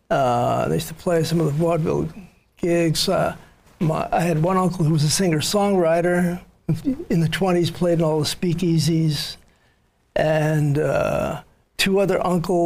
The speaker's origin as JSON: {"language": "English", "town": "New York City", "region": "New York", "country": "United States", "tie": "born or raised there", "said": "I was born in the Bronx in a sort of a very, what they now call ghettos, but it was a very poor neighborhood."}